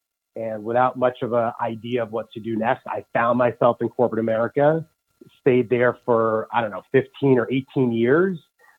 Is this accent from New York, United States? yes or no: yes; New York City, New York, United States; First is I'm a New Yorker and I resonate with being a New Yorker, meaning I'm direct.